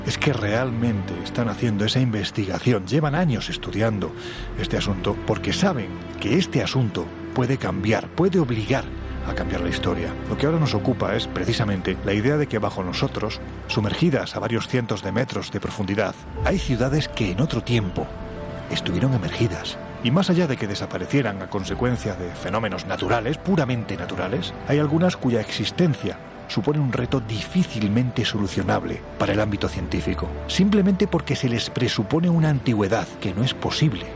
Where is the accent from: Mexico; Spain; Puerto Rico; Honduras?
Spain; Jaén, Andalusia; Yo sí que soy más de secano, porque que yo sepa en Jaén, salvo montañas y olivos, de mar nada de nada.